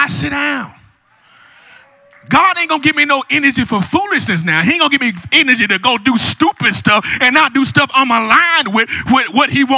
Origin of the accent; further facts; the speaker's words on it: Newport News, Virginia, United States; I'm from Newport News